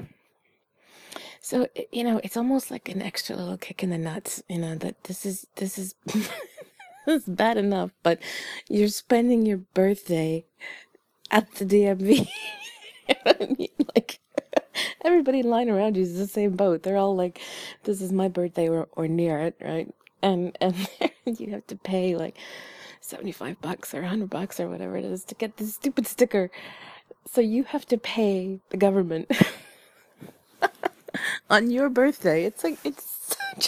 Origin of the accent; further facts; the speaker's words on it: Canada; I was born in Canada